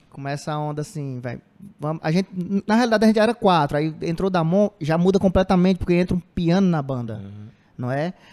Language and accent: Portuguese; Cedro, Ceará, Brazil; born there; now in Cariri, Brazil; Eu nasci em Cedro, que é centro-sul, ali perto, próximo da Iguatu. Mas vim morar aqui, já tem, sei lá, 18 anos que eu moro aqui no Cariri, já me considero caririense.